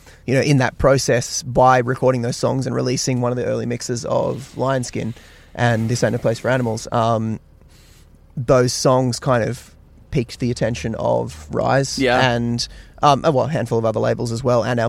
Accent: Australia

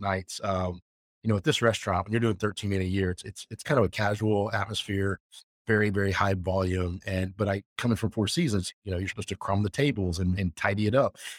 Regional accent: the South, United States; moved away as an adult; also born or lived in Jackson Hole; growing up in the South where my family's from and the people that I grew up

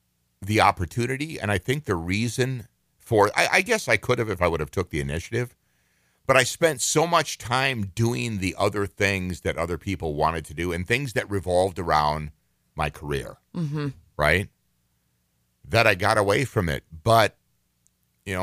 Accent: Minnesota, United States; growing up, because I grew up in a very rural part of the state and the country, as a matter of fact, I was raised right on the Canadian border. In Minnesota.

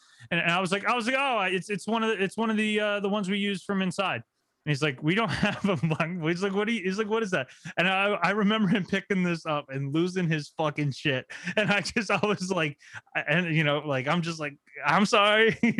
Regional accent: New Jersey, United States; Cause you know, like, yes, I'm from New Jersey and I hate the fucking Devils.

